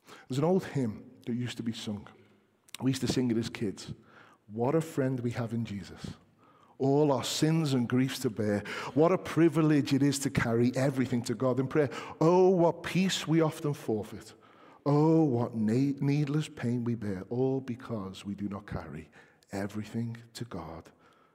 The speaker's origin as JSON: {"language": "English", "region": "England", "country": "United Kingdom", "said": "us as English people"}